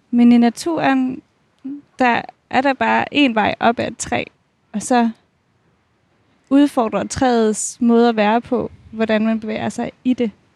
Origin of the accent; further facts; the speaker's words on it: Odense, Southern Denmark, Denmark; jeg er fra Odense